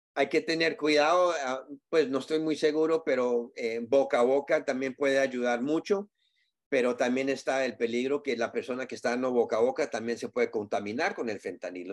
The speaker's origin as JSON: {"language": "Spanish", "country": "Colombia", "said": "como decimos nosotros en Colombia"}